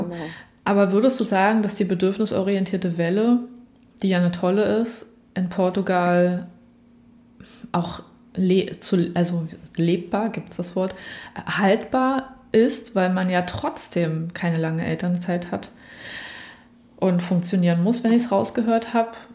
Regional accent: Berlin, Germany; war es absolut ruhig damals in Prenzlberg, im Prenzlauberg, also wo ich aufgewachsen bin

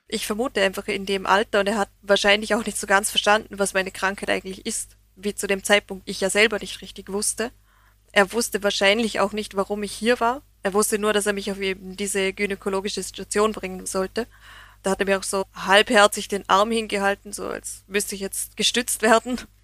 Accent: Vorarlberg, Austria; für mich als Österreicherin

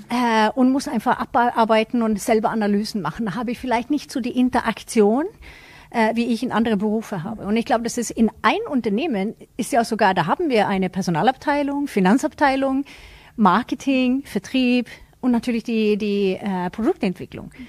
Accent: Sweden; als Schwedin

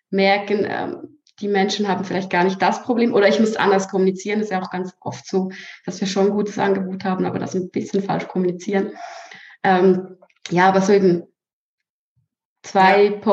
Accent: Switzerland; accent: Swiss German; ja aus der Schweiz {S1} ich habe immer gesagt, ich kann nie eine Story sprechen, weil ich kann ja nicht Hochdeutsch richtig. Ich spreche ja Schweizerdeutsch.

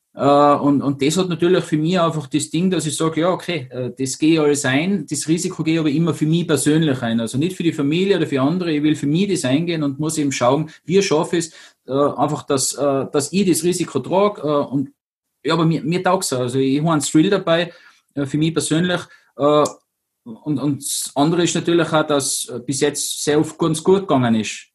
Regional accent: Zillertal, Tyrol, Austria; now in Kufstein, Austria; wohne in Kufstein, bin aus dem Zillertal, möchte irgendwie allweil sagen, weil da sind meine Wurzeln her einfach

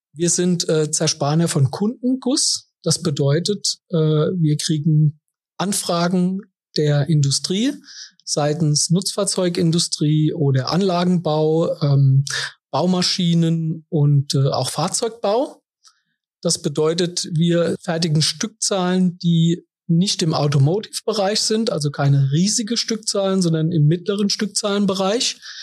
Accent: Kaiserslautern, Rhineland-Palatinate, Germany; Ich bin gebürtiger Kaiserslauterer

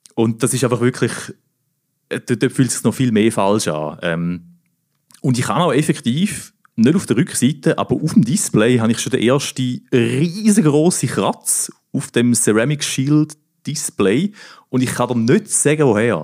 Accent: Thurgau, Switzerland; ich komme ja aus dem Thurgau, oder? Im Obstgarten von der Schweiz. Und äh, meine Mutter hat früher zu Frauenfeld auf dem Markt immer Grafenstein

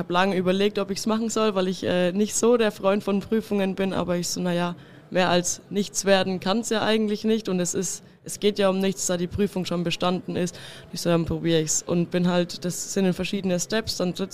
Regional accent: Kitzingen, Bavaria, Germany; ich komme aus Kitzingen

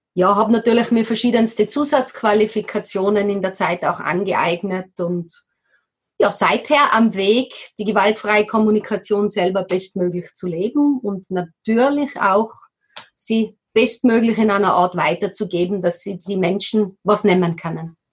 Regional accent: Tyrol, Austria; now in Kremsmünster, Austria; bei uns in Tirol, wo wir ursprünglich herkommen

